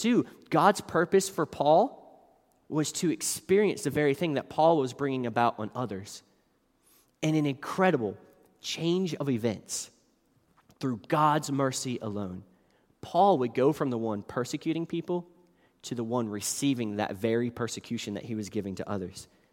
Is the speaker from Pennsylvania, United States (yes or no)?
no; West Virginia, United States; moved away as an adult; I grew up in West Virginia, until I was eighteen years old